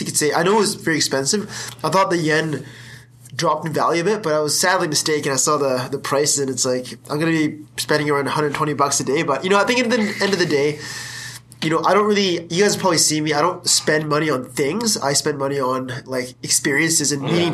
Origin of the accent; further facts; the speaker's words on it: Canada; I'm proud of being Canadian.